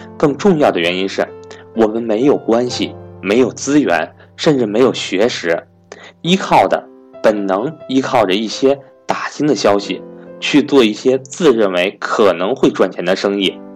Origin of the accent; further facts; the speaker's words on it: China; 如果我没有出生在中国这个和平崛起的时代